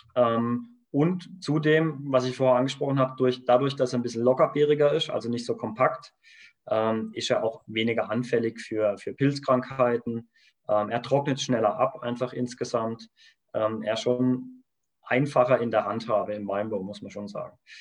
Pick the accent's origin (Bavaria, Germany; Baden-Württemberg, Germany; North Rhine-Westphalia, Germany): Baden-Württemberg, Germany; Kaiserstuhl; wir kommen vom Kaiserstuhl, das heißt, wir sind ganz aus dem Süden, Südbaden